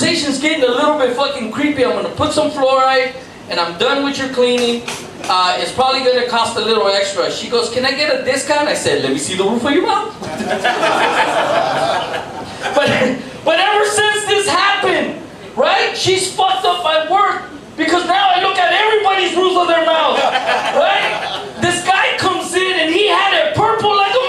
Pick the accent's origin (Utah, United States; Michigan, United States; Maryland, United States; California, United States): California, United States; Los Angeles; I grew up in Lincoln Heights, where there was nothing but Mexicans